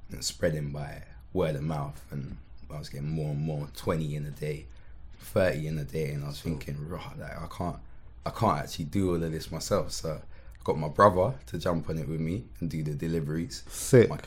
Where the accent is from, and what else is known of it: Croydon, London, United Kingdom